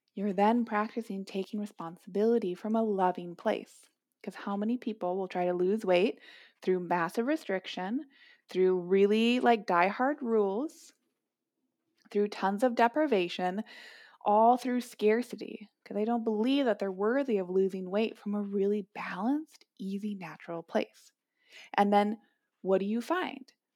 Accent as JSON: {"language": "English", "town": "Minneapolis", "region": "Minnesota", "country": "United States", "tie": "born or raised there", "said": "Growing up in Minneapolis"}